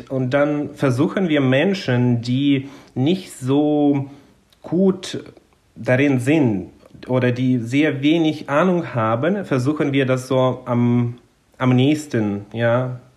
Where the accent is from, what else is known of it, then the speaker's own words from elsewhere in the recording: southern Ukraine, Ukraine; born there; German is a second language; Vor dem Krieg war es so, dass insbesondere im Süden, da wo ich geboren bin, hat man schon es gesehen, wie der Klimawandel quasi voranschreitet, weil im Süden der Ukraine ist es äh, viel sonniger und viel heißer.